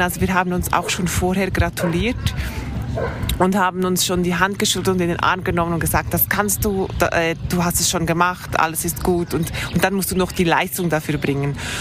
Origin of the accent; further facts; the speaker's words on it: Thun, Bern, Switzerland; ich komme aus der Schweiz, ich wohne in Thun. Ich bin hier auf, auch aufgewachsen